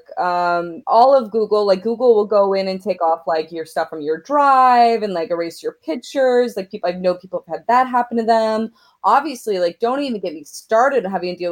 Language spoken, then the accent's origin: English; Oklahoma, United States; as a young queer woman growing up in Oklahoma